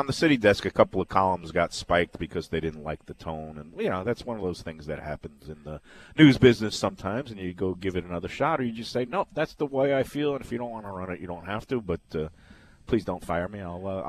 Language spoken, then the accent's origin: English; New York City, New York, United States; moved away; I'm from Brooklyn.